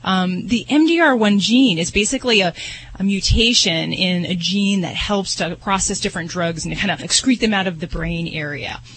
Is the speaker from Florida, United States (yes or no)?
no; Las Vegas, Nevada, United States; I'm from Vegas